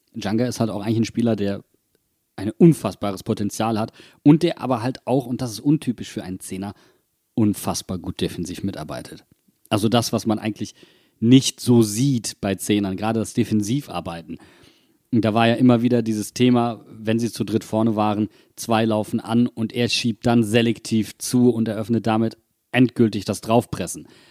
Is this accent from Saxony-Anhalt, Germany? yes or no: no; Wuppertal, North Rhine-Westphalia, Germany; now in Mainz, Germany; in meiner Heimatstadt